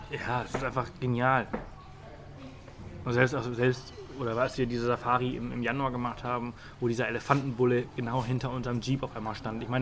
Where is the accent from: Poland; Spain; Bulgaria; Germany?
Spain; Ich meine, ich komme ja auch aus Spanien.